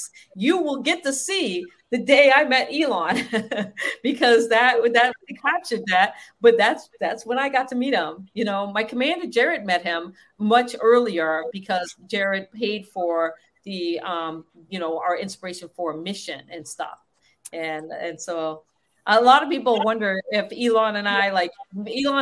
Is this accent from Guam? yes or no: yes; Guam; I was born in Guam, which sits on the Marianas